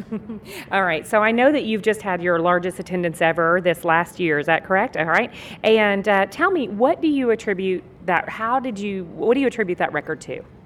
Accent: Texas, United States; I'm from Texas

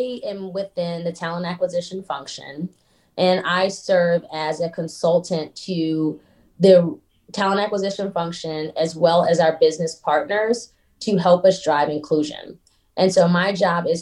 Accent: Atlanta, Georgia, United States; also born or lived in Baltimore, Maryland; I was born in Baltimore, Maryland. Both of my parents were born in Baltimore, Maryland, and I moved to Atlanta when I was very young. And so I claim Atlanta.

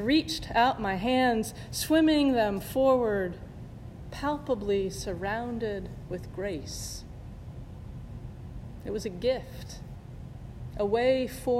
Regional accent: Indiana, United States; moved away; my family and I had flown back to Indiana, to my hometown

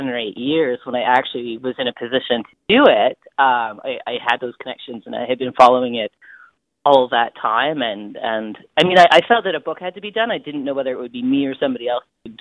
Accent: Smithers, British Columbia, Canada; also born or lived in Haida Gwaii / Hazelton; moved to a little community called Hazelton when I was 3 or so, and then to a rural area outside of Smithers

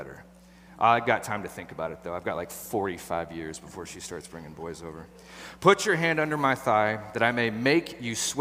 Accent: Portland, Oregon, United States; I grew up right here. I was born in Southeast. I was raised in Southeast

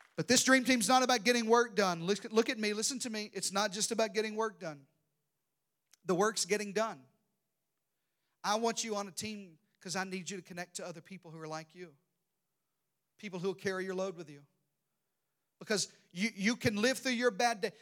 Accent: Arkansas, United States; in the deep south, I'm from Arkansas.

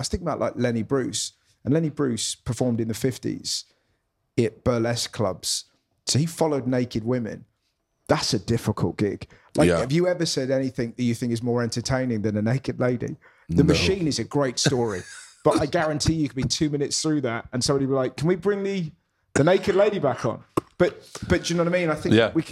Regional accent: England, United Kingdom; I'm English.

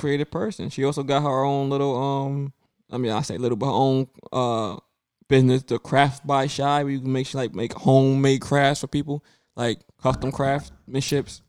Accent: New York City, New York, United States; I grew up in Brooklyn

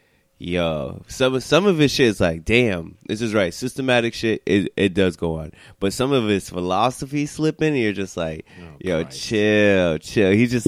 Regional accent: United States; I'm Haitian enough, but it's just like I'm not. I'm American enough. It's just like I'm not black.

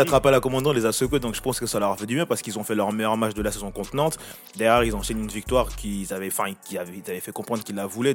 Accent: France; pour nous en tant que Français

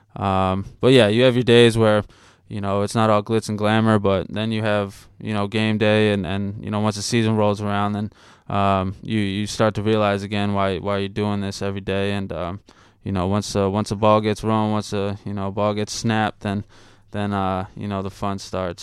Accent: Shrewsbury, Massachusetts, United States; also born or lived in Boston; I was born in Boston, and then, uh, eventually I grew up in Shrewsbury.

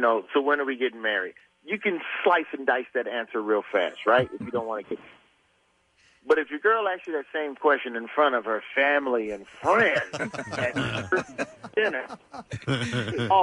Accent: Alabama, United States; I'm not even from Philly. I'm from Alabama

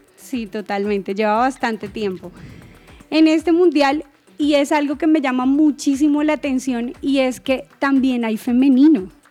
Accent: Colombia; nosotros como colombianos

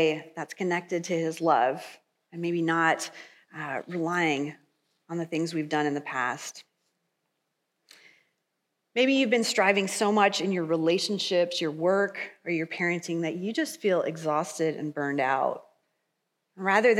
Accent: Michigan, United States; now in Kansas, United States; I'm from Michigan

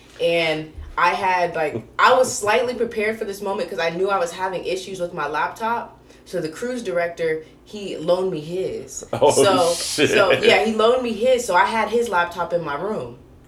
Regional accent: Australia; So, I'm an Australian. It's Australia Day.

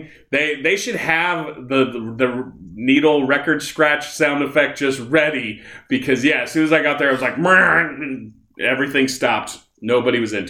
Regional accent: Nebraska, United States; I'm from Nebraska

